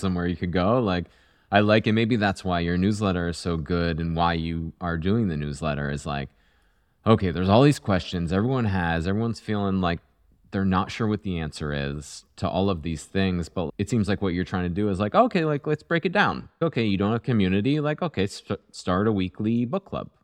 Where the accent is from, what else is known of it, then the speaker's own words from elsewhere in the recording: Vermont, United States; moved away; I grew up in Vermont